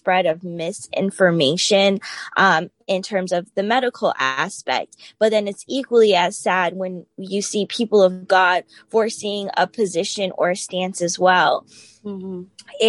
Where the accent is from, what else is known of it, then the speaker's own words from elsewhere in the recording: Tampa, Florida, United States; now in Newport News, United States; I'm from Tampa, Florida originally, but now I'm located in Newport News, Virginia